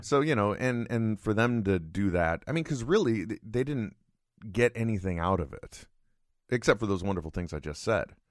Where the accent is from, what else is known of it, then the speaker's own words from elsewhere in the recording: California, United States; I'm extremely Californian